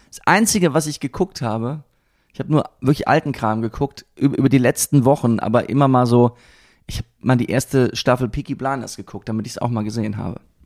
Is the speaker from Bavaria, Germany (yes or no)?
no; Siegerland, North Rhine-Westphalia, Germany; now in Berlin, Germany; das Siegerland, wo ich herkomme